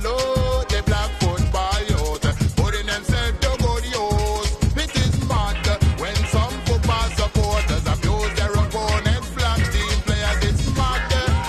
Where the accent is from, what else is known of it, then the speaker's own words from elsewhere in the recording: England, United Kingdom; Growing up in England as a little youngster, then me ambition was to be a footballer.